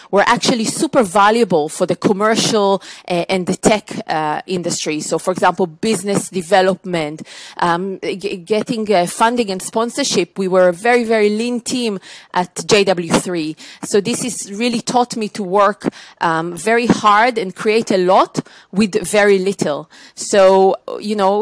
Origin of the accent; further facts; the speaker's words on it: Israel; moved away as an adult; now in United Kingdom; I was born in Israel, as you can probably detect from my accent. I moved to the UK 19 years ago.